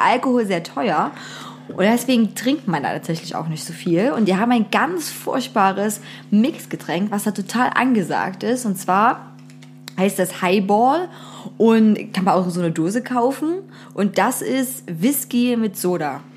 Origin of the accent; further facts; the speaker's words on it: Zwickau, Saxony, Germany; in meiner Heimatstadt los ist. Zwickau